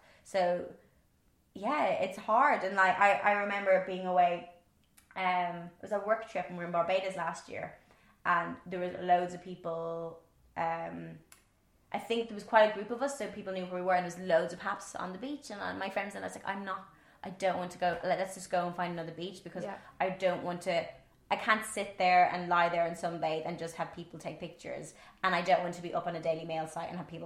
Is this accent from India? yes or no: no; Ireland; accent: Irish; my Irish accent